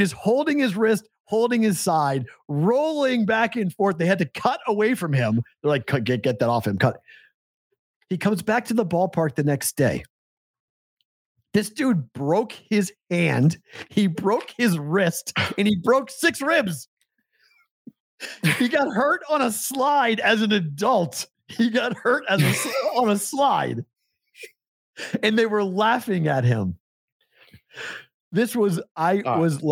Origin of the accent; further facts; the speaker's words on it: New England, United States; moved away as an adult; also born or lived in the South / Omaha / Des Moines; growing up in New England